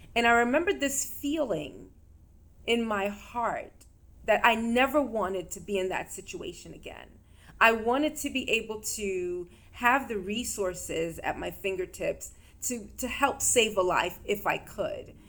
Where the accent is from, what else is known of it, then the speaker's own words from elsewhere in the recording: New York, United States; in the state that I grew up in, and I'm from New York.